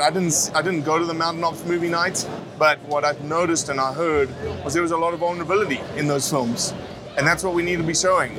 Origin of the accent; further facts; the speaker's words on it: Johannesburg, Gauteng, South Africa; also born or lived in Mozambique; now in United States; where I was raised in South Africa and Mozambique. Uh, I lived in a town, Johannesburg